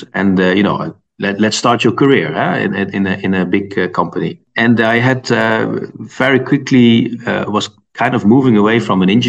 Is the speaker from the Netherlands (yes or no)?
yes; Netherlands; moved away as an adult; also born or lived in Delft, Netherlands; now in Munich, Germany; I'm from the Netherlands originally